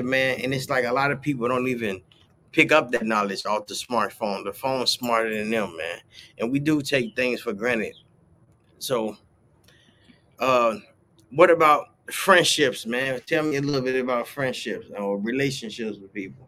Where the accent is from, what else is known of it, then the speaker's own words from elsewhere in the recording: United States; us as American people